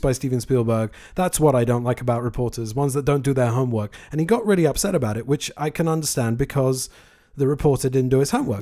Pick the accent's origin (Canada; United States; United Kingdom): United Kingdom; I am a Brit